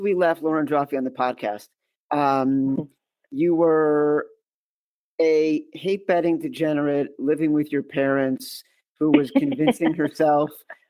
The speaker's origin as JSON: {"language": "English", "town": "Chicago", "region": "Illinois", "country": "United States", "also_born_or_lived": "East Coast", "said": "As a Chicagoan and then someone who mm-hmm. has spent his entire adult life living on the East Coast"}